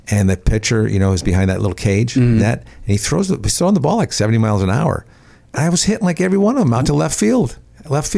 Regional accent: Bridgeport, Connecticut, United States; moved away; I grew up in Connecticut

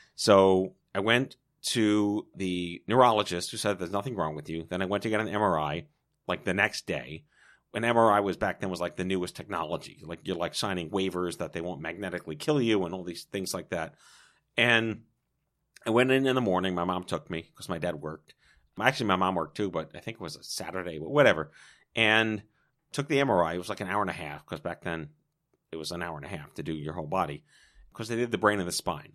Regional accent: New York, United States; I was born and raised in New York

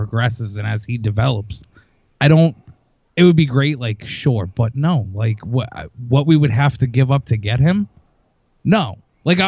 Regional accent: Massachusetts, United States; also born or lived in Phoenix, Arizona / Long Island, New York; I was born and raised here in Massachusetts

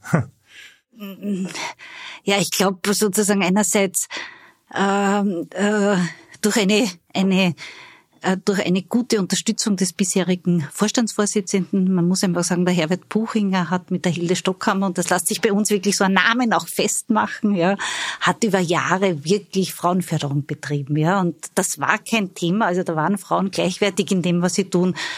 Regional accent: Styria, Austria; moved away; Ich bin Steirerin

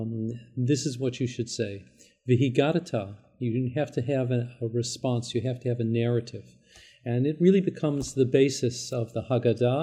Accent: Canada; as Canadian Jews

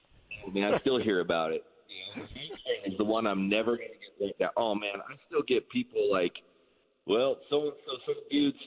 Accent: San Francisco, California, United States; I've been a Giants fan since I was a little kid. I'm from San Francisco.

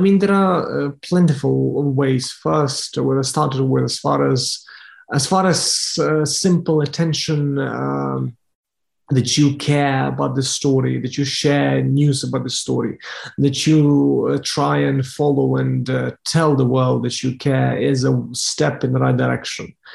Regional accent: Lviv, Lviv Oblast, Ukraine; now in Kyiv, Ukraine; I, am a dog owner back in my hometown Lviv in the west of Ukraine

